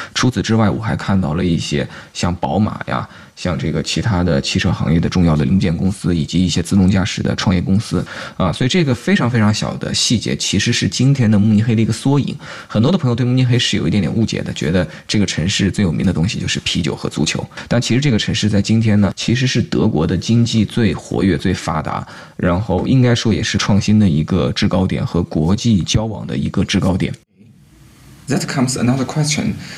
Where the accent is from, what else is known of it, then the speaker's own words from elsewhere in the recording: China; 我第一次作为一个中国人，而且英语说的一点都不好